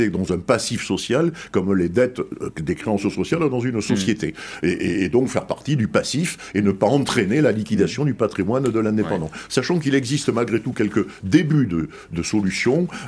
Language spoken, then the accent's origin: French; Bordeaux, Nouvelle-Aquitaine, France; je suis bordelais